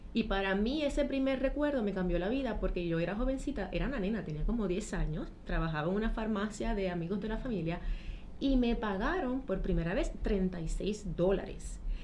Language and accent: Spanish; Trujillo Alto, Puerto Rico; moved away as an adult; also born or lived in London / Paris / Miami / Mexico; soy de y Trujillo Alto, de aquí como el Coquí